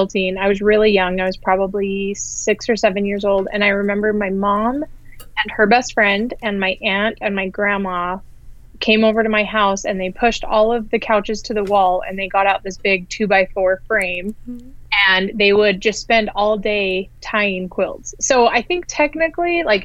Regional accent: Ogden, Utah, United States; I grew up in Utah, and the city I grew up in is called Ogden, which is about 40 minutes north of Salt Lake City

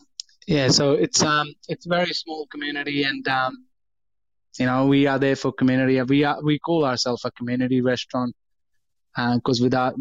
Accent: India; what nationality are you? And I tell them I'm from India.

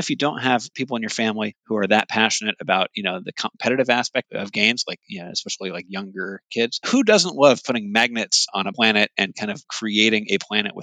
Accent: Hawaii, United States; now in Midwest, United States; growing up in Hawaii

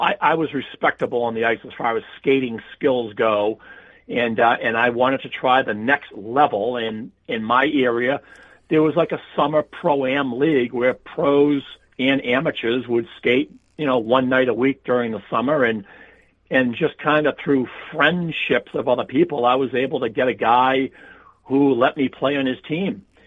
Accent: South Shore, Massachusetts, United States; I grew up on the South Shore area of uh, Massachusetts, just uh, about 20 miles from Boston.

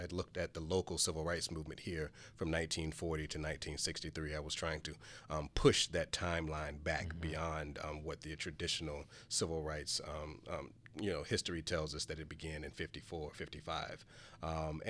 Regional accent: Charlotte, North Carolina, United States; So I'm originally from Charlotte, born and raised. I was born during a period of, I guess, change in Charlotte. I was a child of busing. So I grew up on the west side of Charlotte, Lincoln Heights community

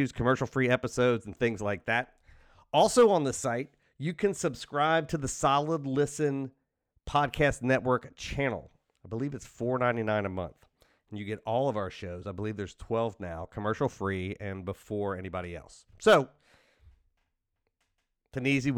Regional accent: outside of Cincinnati, Ohio, United States; I'm from Cincinnati. I'm from outside of Cincinnati

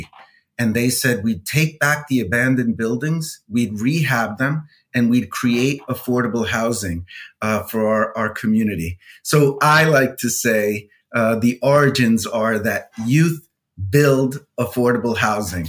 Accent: New York City, New York, United States; I grew up in New York City, raised by a single mom

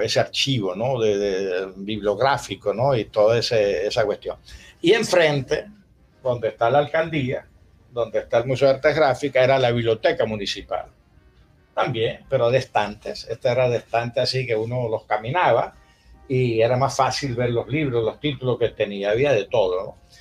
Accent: La Concepción, Zulia, Venezuela; also born or lived in Spain / Paris; yo me crié oyendo Ranchera en la Concepción

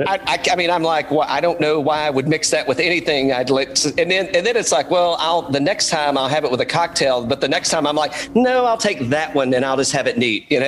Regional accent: Bulls Gap, Tennessee, United States; moved away; I grew up in East Tennessee originally

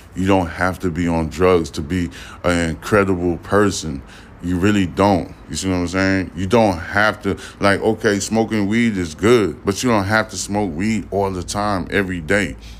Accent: New York City, New York, United States; I'm from Brooklyn, New York. I was born in Brooklyn. You know what I'm saying? I was raised in the New York area.

